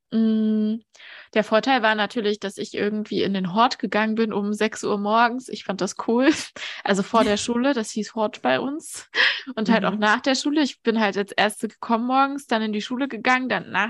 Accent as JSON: {"language": "German", "region": "Thuringia", "country": "Germany", "moved": "yes", "said": "aus der, aus, aus der Ostregion Deutschlands. Und ähm, ja, ich komme aus dem Osten"}